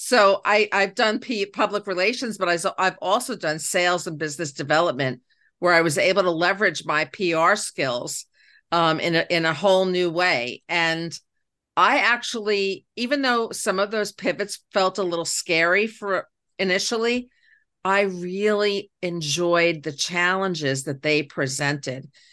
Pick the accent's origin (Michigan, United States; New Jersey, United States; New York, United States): New York, United States; New York City; I became the first girl in my Queens neighborhood, 'cause I'm from Queens, New York, to have her own paper route